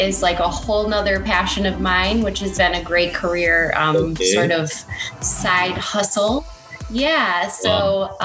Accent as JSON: {"language": "English", "region": "Michigan", "country": "United States", "accent": "Michigan", "moved": "as an adult", "lives_now": "Los Angeles, United States", "said": "I'm from Michigan, so Michigan is a state that has a very thick accent, so I even pronounce my own name wrong just based on where I'm from"}